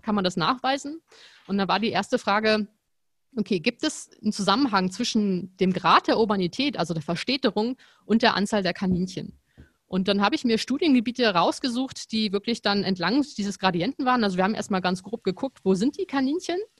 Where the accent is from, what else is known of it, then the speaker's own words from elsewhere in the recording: Potsdam, Brandenburg, Germany; moved away as an adult; also born or lived in Frankfurt; ich komme ja aus Potsdam, habe auch in Potsdam studiert und dann bin ich nach Frankfurt gegangen